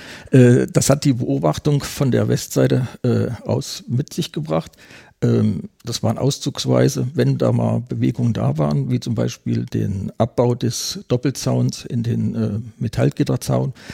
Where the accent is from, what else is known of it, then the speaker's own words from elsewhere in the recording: Eschwege, Hesse, Germany; ich komme aus Eschwege und Eschwege ist eine äh, Garnisonsstadt des Bundesgrenzschutzes.